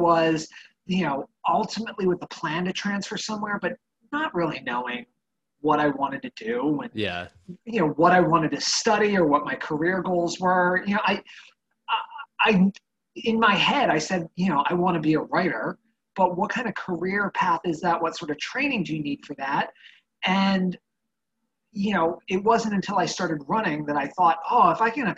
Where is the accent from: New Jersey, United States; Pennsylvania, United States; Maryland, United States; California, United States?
Maryland, United States; Annapolis area; Right here in my hometown